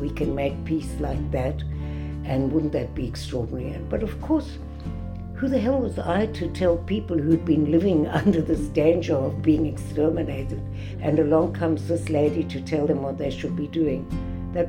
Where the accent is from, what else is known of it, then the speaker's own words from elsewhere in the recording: South Africa; now in Israel; I was born in South Africa